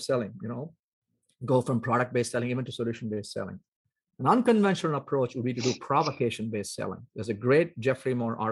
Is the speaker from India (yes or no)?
yes; South India, India; moved away; I grew up in India. So I grew up in South India